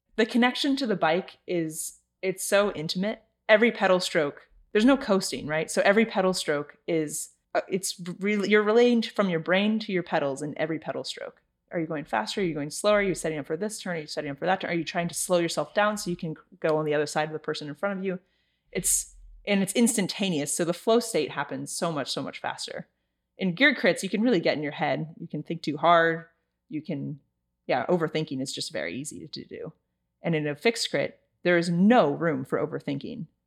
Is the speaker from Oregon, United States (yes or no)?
no; Santa Cruz, California, United States; I am from Santa Cruz, California.